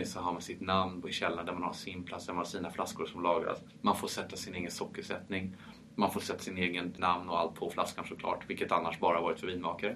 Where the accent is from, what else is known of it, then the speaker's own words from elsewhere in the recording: Paris, Île-de-France, France; first language French; Swedish is a second language; moved away; Född och uppvuxen i Frankrike